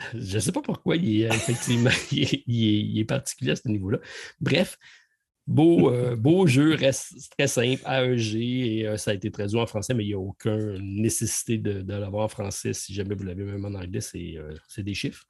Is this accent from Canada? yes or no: yes; Quebec, Canada; on est québécois